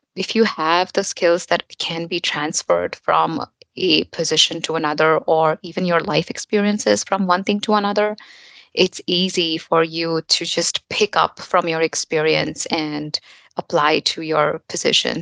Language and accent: English; India; moved away as an adult; also born or lived in New York, United States; now in Frankfurt, Germany; I'm basically an Indian. I moved to US and uh, New York, and then um, now here in Germany